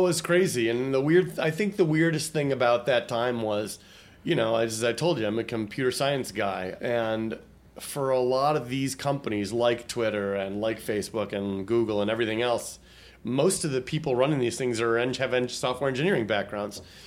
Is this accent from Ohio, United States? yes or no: no; Troy, Michigan, United States; moved away; I was born and raised outside of Detroit in a little, well, not so little town called Troy, Michigan